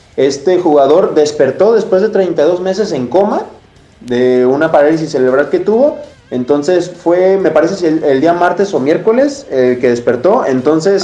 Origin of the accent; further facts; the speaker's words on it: Mexico; also born or lived in Jalisco; haberlo vivido en mi país